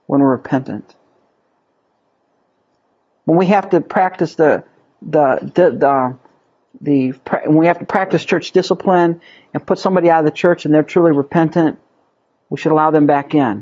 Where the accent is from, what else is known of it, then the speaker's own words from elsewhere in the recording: United States; as American Christians